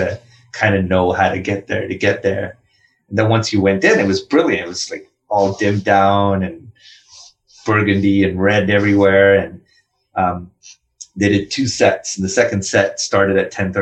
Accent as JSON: {"language": "English", "country": "India", "tie": "born or raised there", "also_born_or_lived": "Philadelphia", "second_language": "English", "moved": "as an adult", "said": "as a kid growing up in India"}